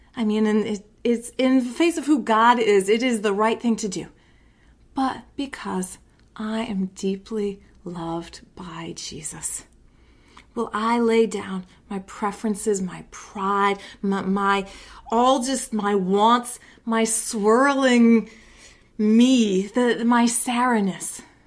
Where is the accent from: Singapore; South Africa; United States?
United States; I'm an American